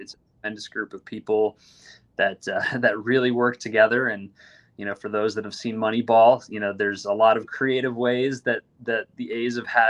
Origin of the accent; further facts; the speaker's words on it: Wisconsin, United States; moved away as an adult; also born or lived in Minnesota; I'm a Midwesterner. I grew up in the great state of Wisconsin. It's where my family all lives.